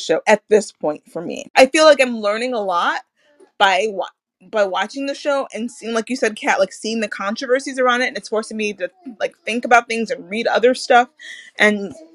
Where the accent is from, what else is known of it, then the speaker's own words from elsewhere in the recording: United States; as an American